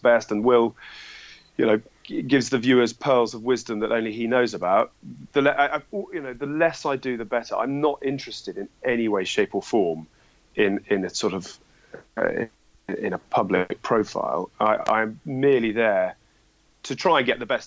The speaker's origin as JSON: {"language": "English", "area": "Dorset", "region": "South West England", "country": "United Kingdom", "tie": "born or raised there", "also_born_or_lived": "Edinburgh", "moved": "yes", "lives_now": "London, United Kingdom", "said": "I grew up in Dorset. I live in London"}